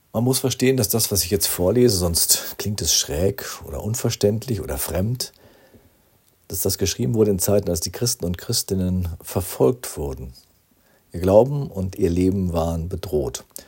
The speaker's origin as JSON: {"language": "German", "town": "Rinteln", "region": "Lower Saxony", "country": "Germany", "tie": "born or raised there", "said": "Ich wohnte damals als Schüler in meinem Heimatort Rinteln in diesem viertältesten Fachwerkhaus Niedersachsens"}